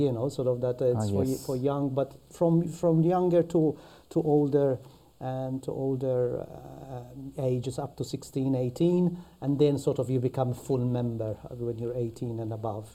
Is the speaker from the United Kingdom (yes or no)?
no; Malta; accent: Maltese; moved away; So that's a Maltese accent. Okay. I'm from Malta. I'm born from Malta.